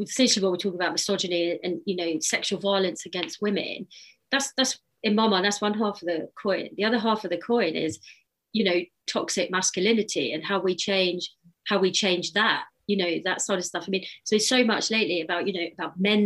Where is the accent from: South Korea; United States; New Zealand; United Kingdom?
United Kingdom; as British people